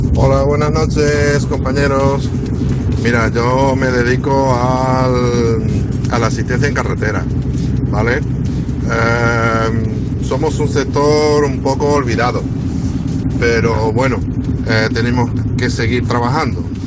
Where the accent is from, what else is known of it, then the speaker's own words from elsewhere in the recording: Huelva, Andalusia, Spain; somos de Huelva.